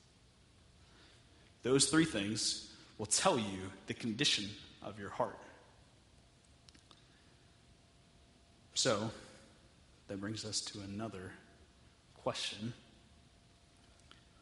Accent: Texas, United States; I'm from Texas

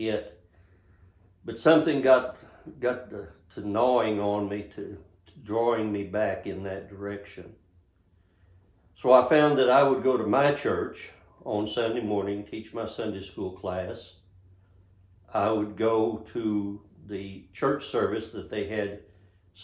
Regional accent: Monahans, Texas, United States; also born or lived in Austin, Texas; my hometown of Monahans, Texas

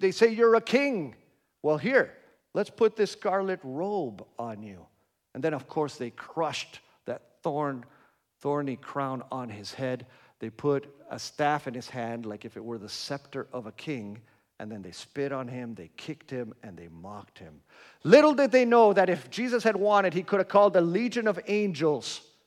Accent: Argentina; moved away; I grew up in Argentina

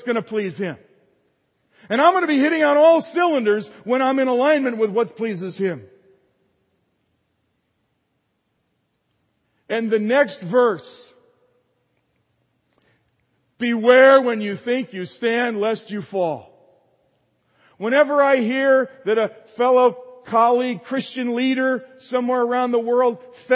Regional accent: the North, United States; moved away; I was raised in the North

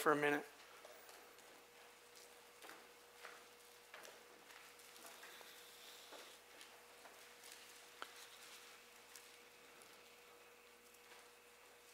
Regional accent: Astoria, Oregon, United States; I'm from Astoria, born and bred.

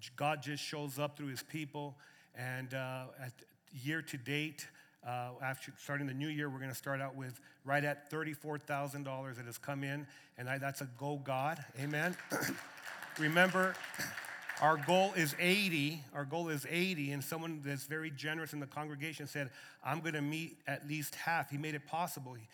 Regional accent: Lordsburg, New Mexico, United States; moved away as an adult; now in Arizona, United States; born and raised in Lordsburg, New Mexico, and now I'm uh, you know, a resident of Arizona

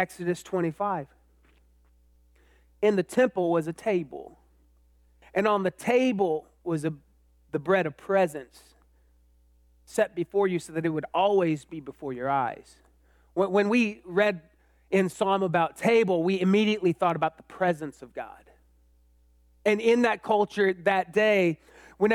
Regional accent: Austin, Texas, United States; also born or lived in College Station, Texas; I grew up in Austin, then I went to A&M

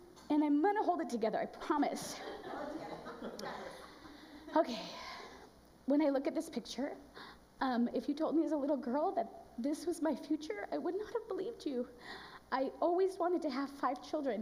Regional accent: Los Angeles, California, United States; moved away; also born or lived in Bay Area; I'm from Los Angeles, California, actually San Gabriel Valley

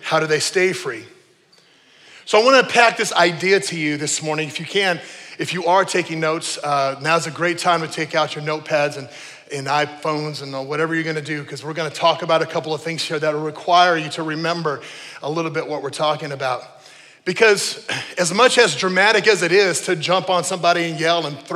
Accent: New Mexico, United States; I grew up in New Mexico

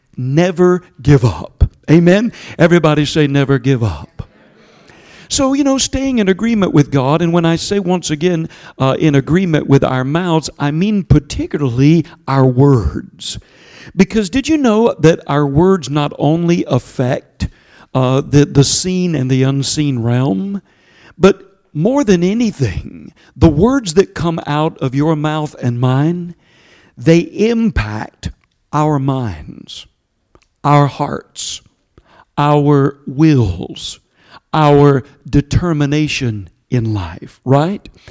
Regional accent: Georgia, United States; accent: southern; my southern accent from Georgia

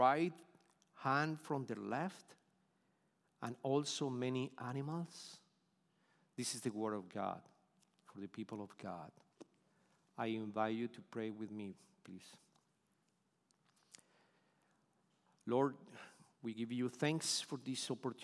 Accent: Bogotá, Colombia; English is a second language; moved away as an adult; now in Houston, United States; originally, we were from Bogota, Colombia, South America

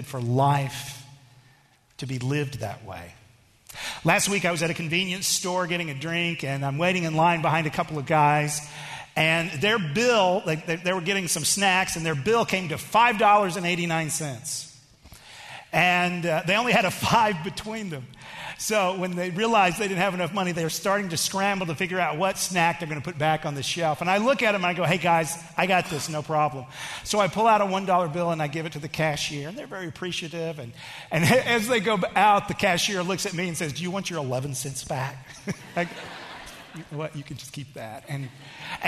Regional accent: Texas, United States; I am from Texas

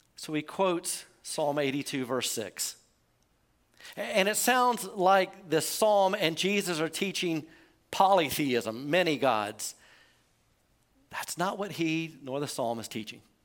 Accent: United States; we're American

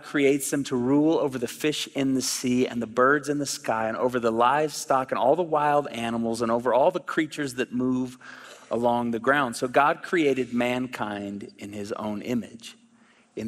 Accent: Oklahoma, United States; moved away; I'm from Oklahoma originally

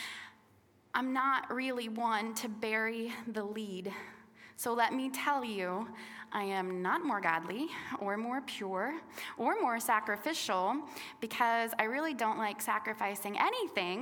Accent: Little Rock, Arkansas, United States; I was born in Little Rock, Arkansas, born and raised.

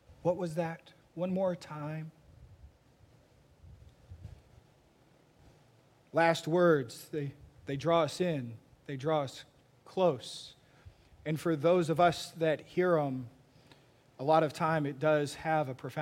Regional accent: Texas, United States; me growing up in Texas watching a bunch of Westerns

